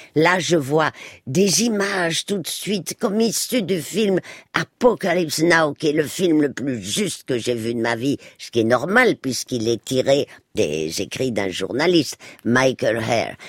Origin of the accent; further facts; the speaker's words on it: Spain; moved away; moi qui ai passé mon enfance en Espagne